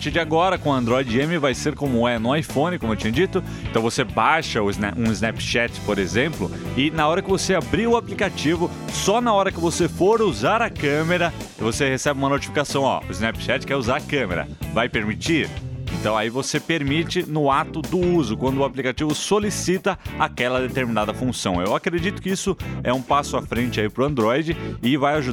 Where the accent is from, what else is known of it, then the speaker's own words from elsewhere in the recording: Machado, Minas Gerais, Brazil; Não, eu sou de Machado.